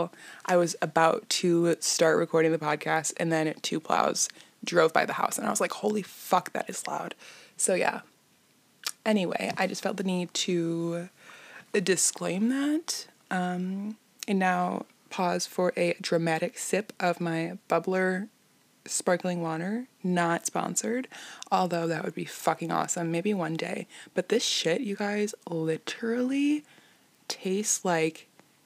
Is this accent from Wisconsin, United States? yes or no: no; Illinois, United States; I'm from Illinois